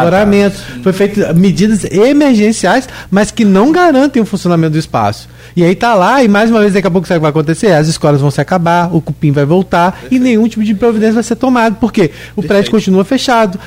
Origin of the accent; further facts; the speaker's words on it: São João da Barra, Rio de Janeiro, Brazil; Eu sou de Gruçaí, lá de São João da Barra